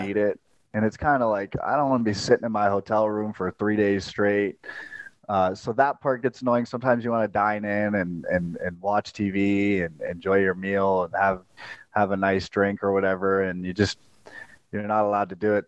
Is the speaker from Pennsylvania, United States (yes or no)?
no; Las Vegas, Nevada, United States; also born or lived in St. Louis; growing up in Vegas, you, you we'd always travel to L.A.